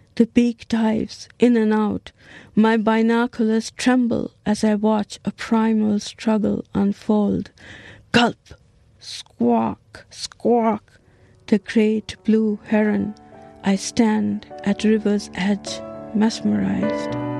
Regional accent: Niskayuna, New York, United States; I'm from Niskayuna, New York

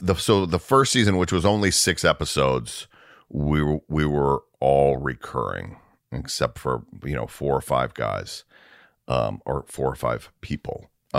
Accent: the South, United States; And I'm from the South, so like

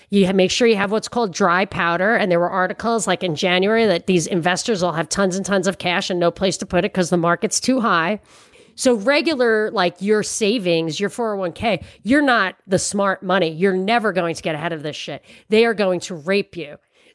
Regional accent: New York, United States; And people, because I'm from New York, people are like, oh yeah, he's got courage.

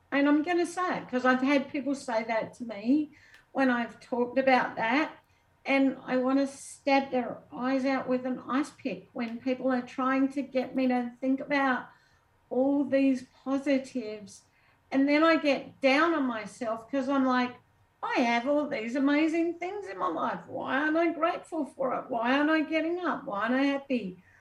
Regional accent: Australia; moved away as an adult; I'm Australian. I grew up with snakes that like look at you and kill you

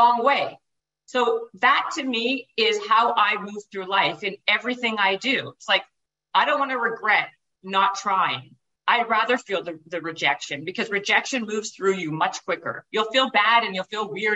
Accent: Winnipeg, Manitoba, Canada; moved away; I was living in Winnipeg. I'm Canadian. And I was living in Winnipeg at the time.

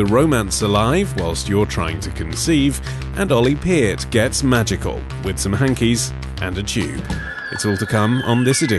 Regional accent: Budapest, Hungary; English is a second language; now in Auckland, New Zealand; I'm originally from Budapest, but I'm currently studying at the University of Auckland

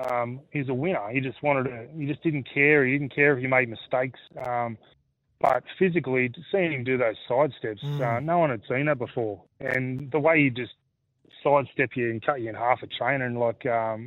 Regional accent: Sydney, New South Wales, Australia; growing up in Australia

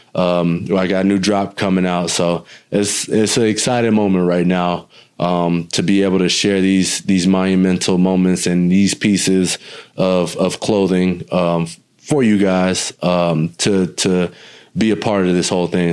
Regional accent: New Smyrna Beach, Florida, United States; my hometown is literally 45 minutes east of Orlando. Um, you take I I nine or I four uh, east, and you will hit New Smyrna um, and Daytona area, the Volusia County area

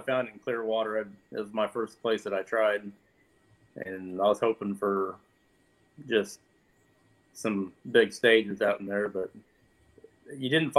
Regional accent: Lake of the Ozarks, Missouri, United States; I'm from Lake the Ozarks.

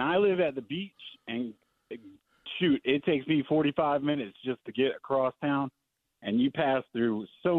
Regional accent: Jacksonville, Florida, United States; I'm straight from Duval

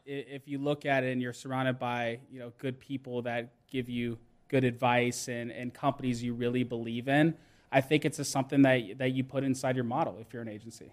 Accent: Johns Creek, Georgia, United States; I grew up in Johns Creek, Georgia

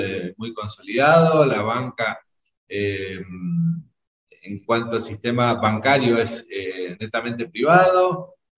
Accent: Chaco, Argentina; moved away as an adult; now in Nicaragua; vengo del interior de la República Argentina, de la provincia de Chaco, y como chaqueño

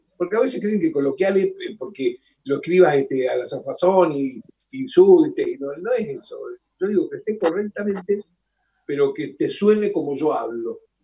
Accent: Rosario, Santa Fe, Argentina; now in Buenos Aires, Argentina; soy rosarino

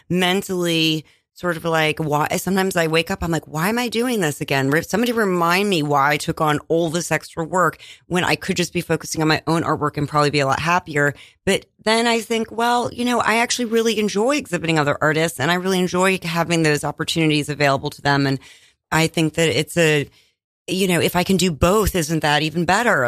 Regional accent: Iowa, United States; I was born in Iowa

